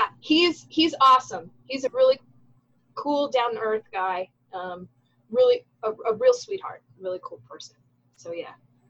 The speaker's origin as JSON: {"language": "English", "region": "Florida", "country": "United States", "tie": "born or raised there", "said": "that's where I grew up, in South Florida. If you're watching this, you don't know where I'm from. I'm from South Florida."}